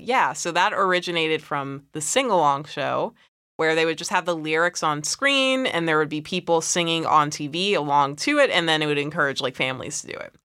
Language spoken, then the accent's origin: English; United States; we're from America